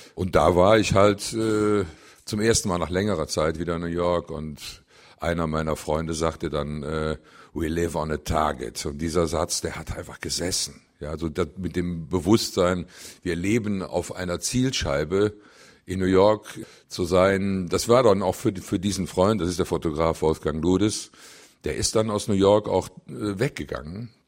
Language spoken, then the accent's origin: German; Cologne, North Rhine-Westphalia, Germany; wo ich geboren bin, in der Südstadt, in Köln, rund um den Klobigplatz